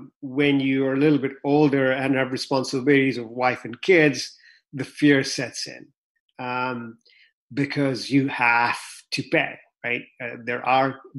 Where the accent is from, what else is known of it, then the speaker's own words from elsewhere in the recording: Kenya; also born or lived in Vancouver, Canada; now in United States; when I was growing up in Kenya